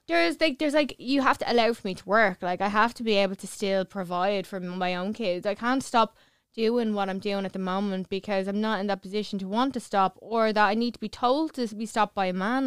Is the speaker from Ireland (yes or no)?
yes; Clondalkin, Leinster, Ireland; I'm from Clondalkin